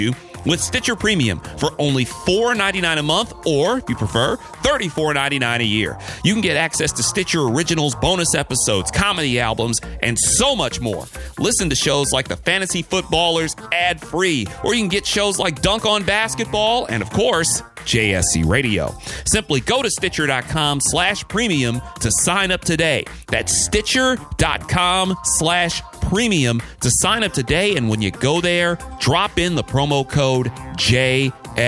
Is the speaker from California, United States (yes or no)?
no; Detroit, Michigan, United States; moved away; back in my hometown, the Motor City